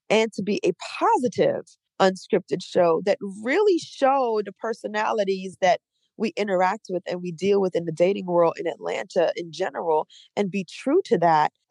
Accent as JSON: {"language": "English", "country": "Trinidad & Tobago", "tie": "born there", "said": "I was born in Trinidad and Tobago, and she used to be a singer"}